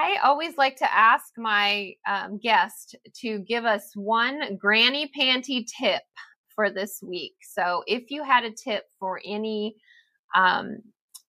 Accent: Seattle, Washington, United States; I grew up around the Seattle area

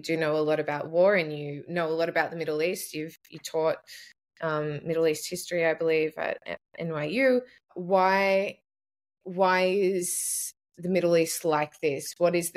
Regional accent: Australia; I have English, Irish on one side and Greek on one side, but I'm Australian

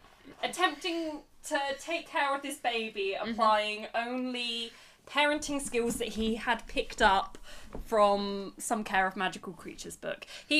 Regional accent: United Kingdom; we are two British people...

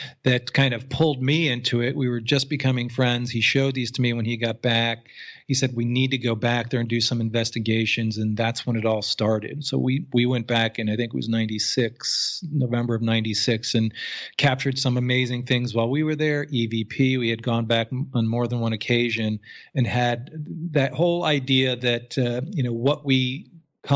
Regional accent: Newtown, Connecticut, United States; I grew up in Fairfield County, Connecticut. I actually went to Sandy Hook Elementary School as child

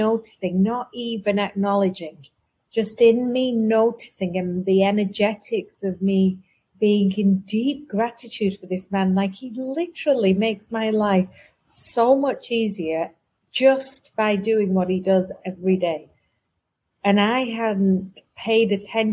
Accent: England, United Kingdom; I'm from England

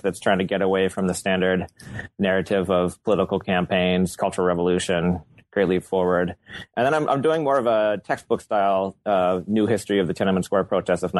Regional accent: Iowa, United States; moved away as an adult; also born or lived in Portland, Oregon; I grew up in Iowa

